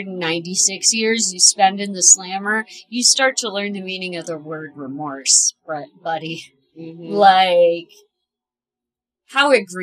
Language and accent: English; Ohio, United States; I grew up in Ohio